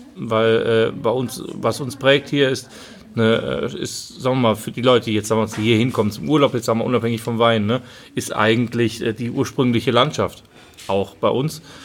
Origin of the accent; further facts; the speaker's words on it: Rhineland-Palatinate, Germany; wir sind halt Rheinländer